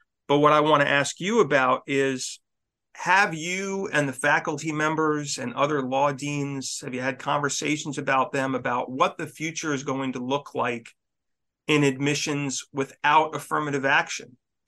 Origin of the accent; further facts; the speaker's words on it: Northeast, United States; You know, I'm from the Northeast and I want to go where it's sunny.